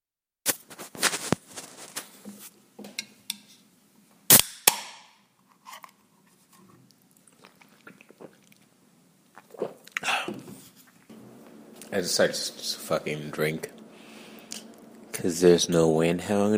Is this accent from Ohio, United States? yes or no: no; New York City, New York, United States; I'm from Brooklyn